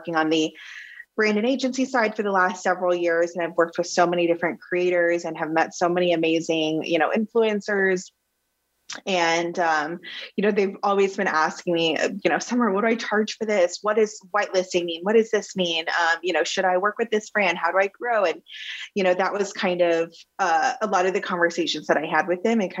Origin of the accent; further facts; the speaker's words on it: Plano, Texas, United States; moved away as an adult; I was born and raised in Plano, Texas